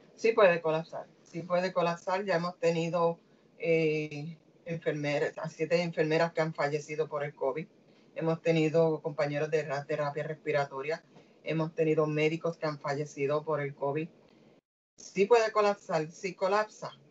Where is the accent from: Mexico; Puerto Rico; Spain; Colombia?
Puerto Rico; como boricua que soy